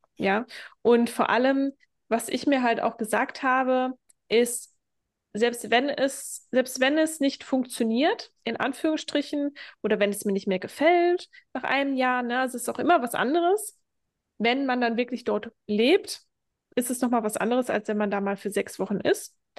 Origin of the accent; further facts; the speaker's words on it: Germany; now in Lanzarote, Spain; ich verlasse jetzt das Land, wo ich geboren worden bin